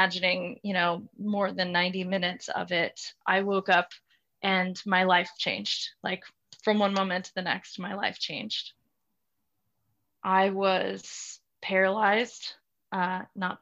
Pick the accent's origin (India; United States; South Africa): United States; South Louisiana; moved away as an adult; I'm from South Louisiana originally, so very, very particular culture, Cajun culture, conservative culture